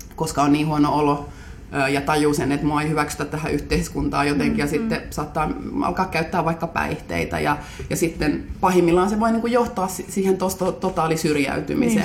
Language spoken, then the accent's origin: Finnish; Helsinki, Uusimaa, Finland; olen Munkkiniemestä kotoisin